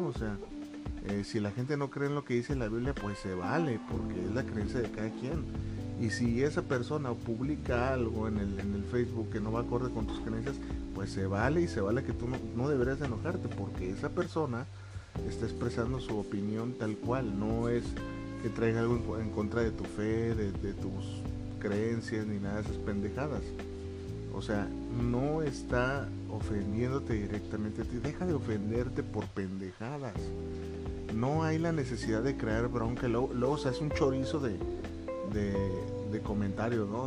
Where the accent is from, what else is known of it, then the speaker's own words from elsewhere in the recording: Mexico; Yo en mi país, aquí en México